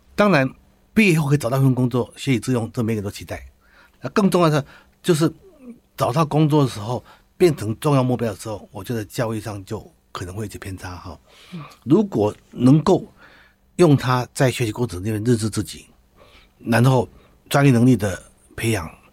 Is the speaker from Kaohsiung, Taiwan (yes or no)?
no; Taitung County, Taiwan; also born or lived in Taichung; 我是台东人哈。那我在台东长大的时候